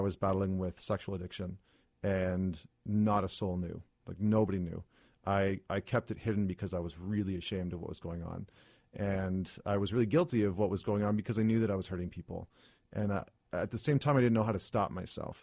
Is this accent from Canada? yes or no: yes; Alberta, Canada; I grew up in Alberta, which is, as we all know, kind of like the Texas of Canada